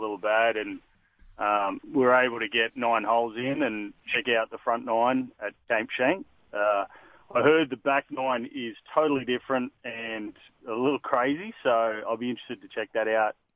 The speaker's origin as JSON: {"language": "English", "town": "Newcastle", "region": "New South Wales", "country": "Australia", "tie": "born or raised there", "also_born_or_lived": "United States", "moved": "as an adult", "said": "I grew up in Newcastle, so I would always call that home"}